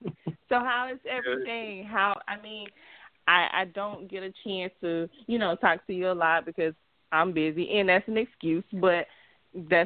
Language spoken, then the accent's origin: English; West Palm Beach, Florida, United States; I'm from Florida, West Palm Beach